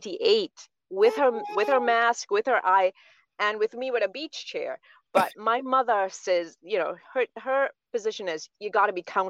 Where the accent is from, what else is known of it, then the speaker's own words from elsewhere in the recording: St. Vincent & Grenadines; now in United States; We're from St. Vincent in the Caribbean.